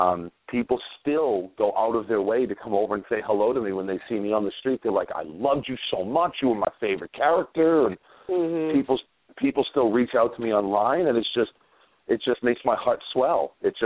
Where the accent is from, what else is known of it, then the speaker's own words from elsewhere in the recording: Maine, United States; accent: East Coast; But I'm actually the seventh person from Maine to play the game of Survivor.